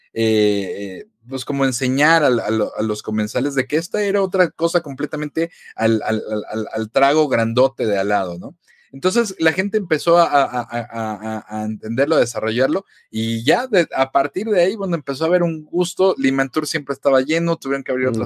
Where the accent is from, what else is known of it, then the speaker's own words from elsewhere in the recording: Mexico; como buen mexicano